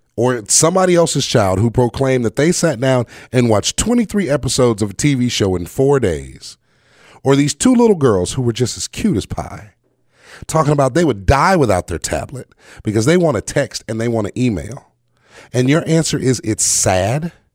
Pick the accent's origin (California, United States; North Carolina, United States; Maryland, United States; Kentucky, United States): North Carolina, United States; I grew up in the South, in North Carolina